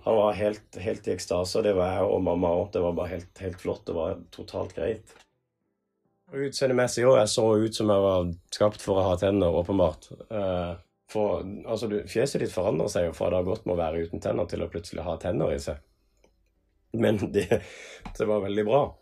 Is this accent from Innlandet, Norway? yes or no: no; Kongsberg, Buskerud, Norway; i 1997 så ble jeg født eh, på Kongsberg sykehus